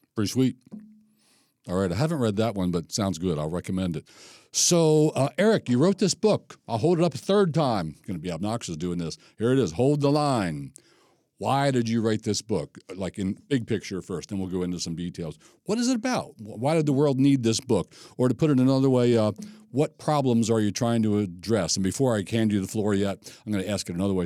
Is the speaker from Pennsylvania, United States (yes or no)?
yes; Gettysburg, Pennsylvania, United States; now in Maryland, United States; I'm Gettysburg, Pennsylvania, born and raised